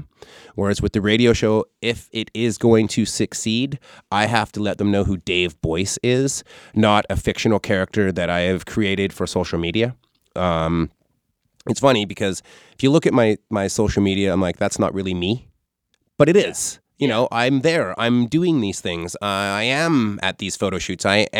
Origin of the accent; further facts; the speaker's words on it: Canada; I'm Canadian, just like Pam Anderson.